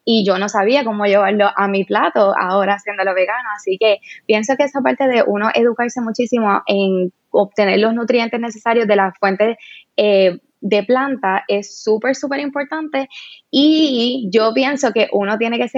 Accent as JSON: {"language": "Spanish", "town": "Cabo Rojo", "country": "Puerto Rico", "said": "bueno, yo soy de Cabo Rojo eh, y en ese momento las redes sociales tampoco eran como son ahora"}